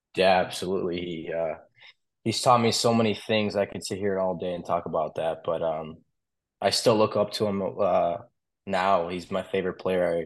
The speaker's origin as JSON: {"language": "English", "town": "Wolverine", "region": "Michigan", "country": "United States", "tie": "born or raised there", "also_born_or_lived": "Russia", "said": "I was born in Michigan"}